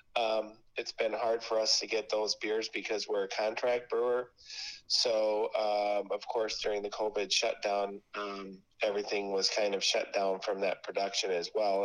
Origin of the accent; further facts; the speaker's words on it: Beloit, Wisconsin, United States; I'm from Beloit.